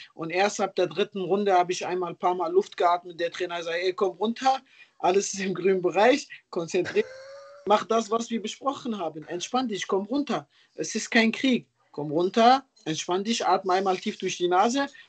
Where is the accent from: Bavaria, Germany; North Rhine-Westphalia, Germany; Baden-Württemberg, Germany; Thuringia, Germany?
North Rhine-Westphalia, Germany; Ruhrpott; ich komme ja aus hier aus Ruhrport auch selber